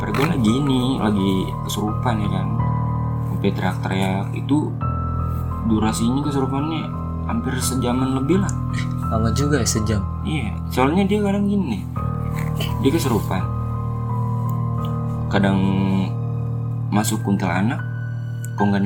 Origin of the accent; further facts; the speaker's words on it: Banten, Indonesia; lagi ada acara gitu kan di kampung gua di Banten